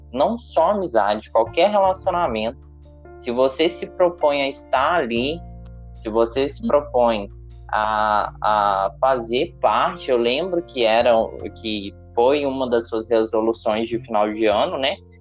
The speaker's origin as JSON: {"language": "Portuguese", "town": "Ouro Branco", "region": "Minas Gerais", "country": "Brazil", "tie": "born or raised there", "moved": "as an adult", "lives_now": "Juiz de Fora, Brazil", "said": "eu tô morando em Juiz de Fora. E a Ana mora em Ouro Branco, né? Que também é minha cidade natal"}